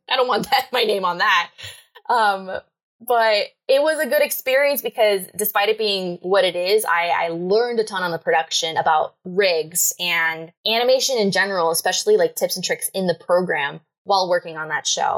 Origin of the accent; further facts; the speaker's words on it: Miami, Florida, United States; moved away as an adult; now in Atlanta, United States; originally, I'm from Miami, Florida. Uh, lived there my whole life.